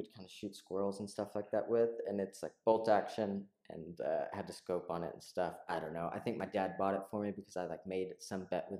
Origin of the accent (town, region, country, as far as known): Texas, United States; moved away as an adult; also born or lived in Central and South America; now in Berlin, Germany